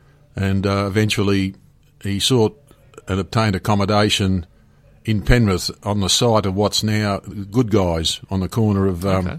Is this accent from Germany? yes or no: yes; Germany; born there; I was born in Germany in 1948. My parents were of Ukrainian background and found themselves in Germany during the war as in forced labour camps.